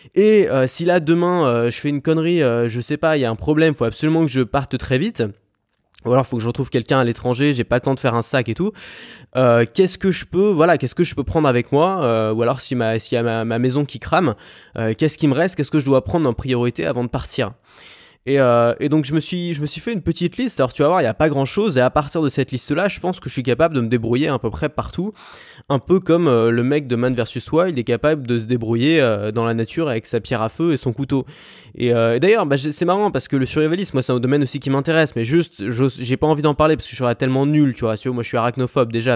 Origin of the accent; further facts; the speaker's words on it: France; on a une chance énorme d'avoir avoir un passeport français